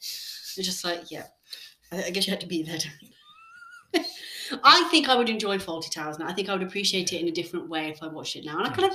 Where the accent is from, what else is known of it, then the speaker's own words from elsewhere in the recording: India; Guys, I'm Indian.